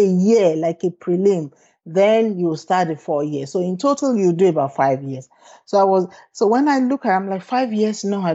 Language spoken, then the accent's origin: English; Nigeria; moved away as an adult; also born or lived in United Kingdom; growing up in Nigeria